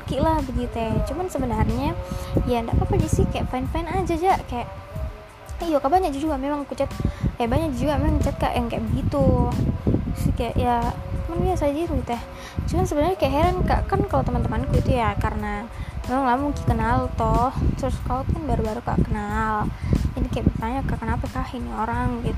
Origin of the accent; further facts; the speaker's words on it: Makassar, South Sulawesi, Indonesia; jadi sebenarnya aku orang Makassar ya guys. Jadi uh, ya aku bisa bicara uh, bahasa gini.